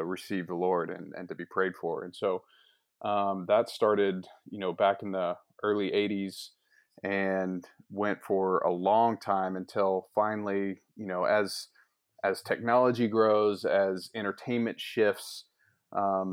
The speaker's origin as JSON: {"language": "English", "town": "Tulsa", "region": "Oklahoma", "country": "United States", "tie": "born or raised there", "said": "I grew up here in Tulsa"}